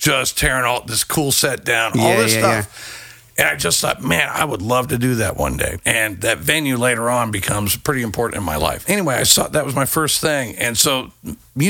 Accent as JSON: {"language": "English", "town": "Newport Beach", "region": "California", "country": "United States", "tie": "born or raised there", "also_born_or_lived": "Los Angeles, California / Corpus Christi, Texas", "moved": "yes", "lives_now": "Austin, United States", "said": "I was actually born in a little beach town called Newport Beach. Great place to grow up"}